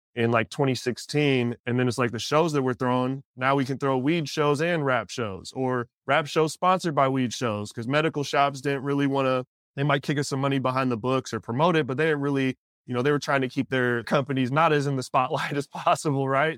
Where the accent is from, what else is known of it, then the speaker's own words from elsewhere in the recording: Pacific Northwest, United States; I'm from the Pacific Northwest and coming from the music community up there